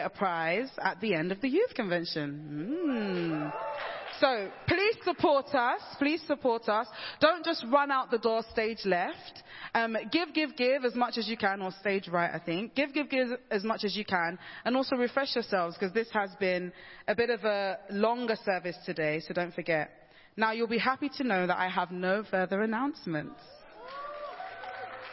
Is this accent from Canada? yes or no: no; London, United Kingdom; I'm a Londoner.